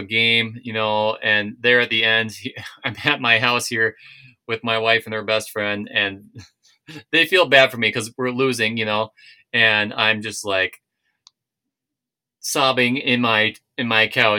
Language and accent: English; Minnesota, United States; moved away; when I moved here from Minnesota, yes, it was still hard for me to watch games, but I found a way.